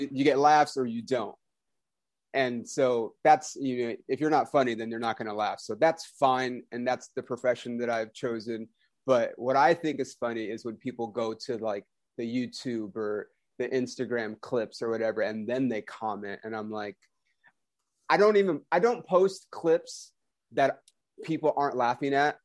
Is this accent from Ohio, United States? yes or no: no; Los Angeles, California, United States; moved away as an adult; now in Oklahoma City, United States; I was born on Sunset Boulevard, fucking Hollywood, California, born and raised